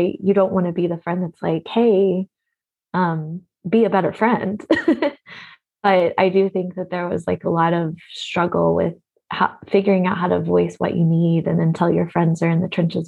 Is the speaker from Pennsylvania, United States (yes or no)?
no; Oklahoma, United States; moved away as an adult; now in Portland, United States; I grew up in Oklahoma